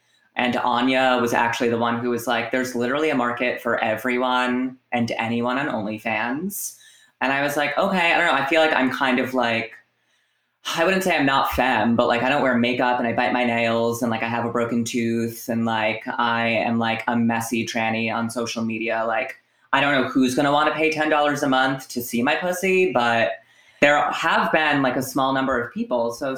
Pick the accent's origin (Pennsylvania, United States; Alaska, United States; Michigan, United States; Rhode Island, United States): Rhode Island, United States; Providence; now in New York, United States; So I'm 25 years old. I am from Providence, Rhode Island.